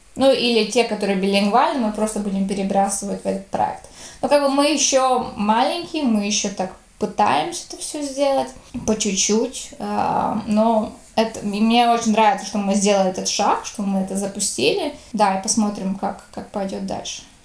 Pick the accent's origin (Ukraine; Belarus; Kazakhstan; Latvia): Latvia; я всегда была в латышских школах